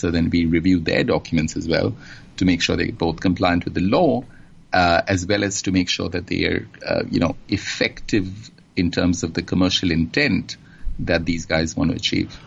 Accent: Kolkata, West Bengal, India; also born or lived in England; now in Singapore; I was born and grew up uh, in India in, um, in a city called Calcutta on the eastern coast, and uh, sort of spent my formative years there.

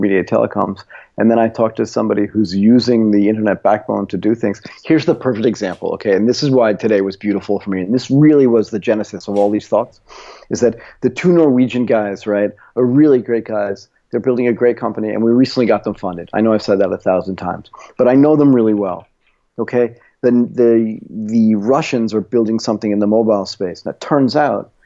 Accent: United States; moved away; I'm American

